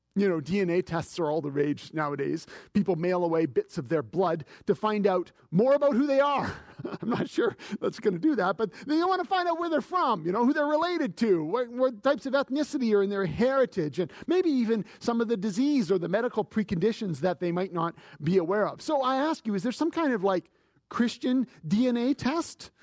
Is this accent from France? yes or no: no; Canada; As a Canadian